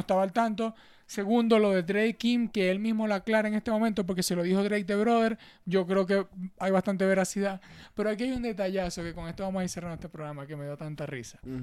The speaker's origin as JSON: {"language": "Spanish", "country": "Venezuela", "moved": "yes", "said": "aquí todos somos venezolanos"}